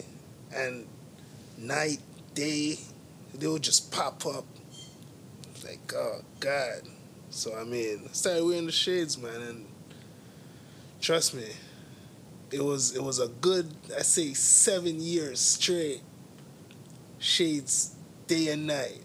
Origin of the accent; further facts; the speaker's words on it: Toronto, Ontario, Canada; I grew up on Western Road in Eglinton